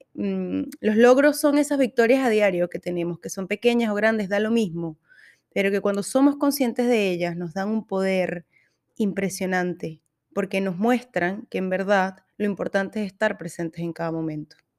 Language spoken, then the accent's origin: Spanish; Venezuela; moved away as an adult; now in Santiago, Chile; Soy venezolana. Vivo en Santiago de Chile desde hace un poco más de cinco años.